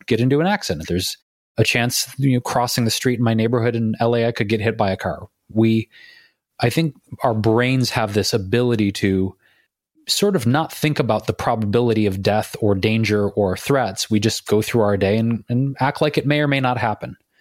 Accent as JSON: {"language": "English", "town": "Detroit", "region": "Michigan", "country": "United States", "tie": "born or raised there", "moved": "yes", "said": "going back to my hometown, Detroit"}